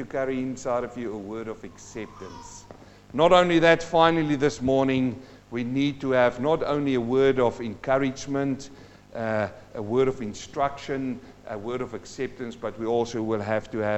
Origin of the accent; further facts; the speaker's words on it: South Africa; now in New Zealand; I'm a South African-born Kiwi, and I'm standing here, and I came from South Africa where there were a lot of apartheid happening there.